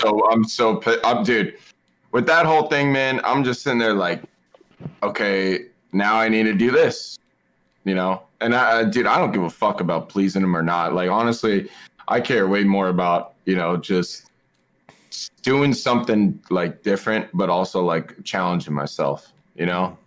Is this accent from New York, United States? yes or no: no; Seattle, Washington, United States; I'm from Seattle.